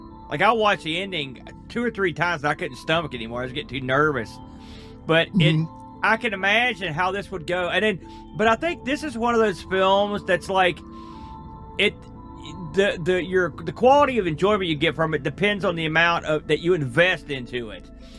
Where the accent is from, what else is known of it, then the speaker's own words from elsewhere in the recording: New Jersey, United States; I think I did. believe it or not, just because I'm from New Jersey.